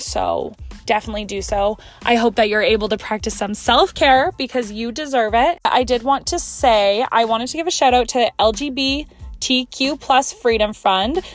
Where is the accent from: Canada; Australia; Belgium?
Canada; I'm Canadian